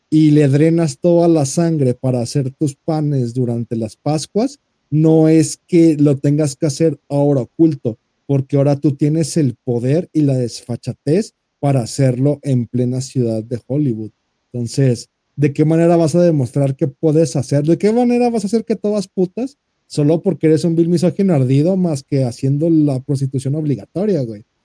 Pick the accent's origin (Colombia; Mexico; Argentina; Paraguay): Mexico; somos mexicanos, somos chingones y mandamos ayuda en cuanto hay un terremoto